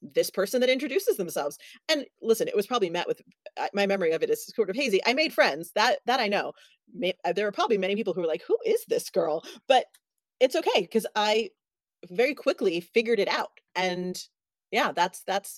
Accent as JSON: {"language": "English", "town": "New York City", "region": "New York", "country": "United States", "tie": "born or raised there", "said": "I grew up in New York City"}